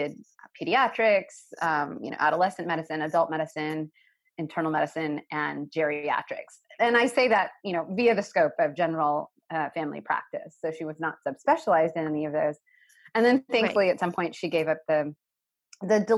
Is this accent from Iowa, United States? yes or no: no; a small town in Tennessee, United States; being an Indian girl growing up in a small town in Tennessee in the 1980s